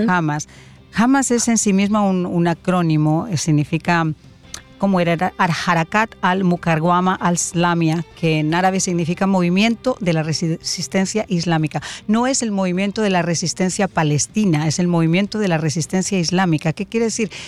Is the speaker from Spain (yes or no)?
yes; Spain; como española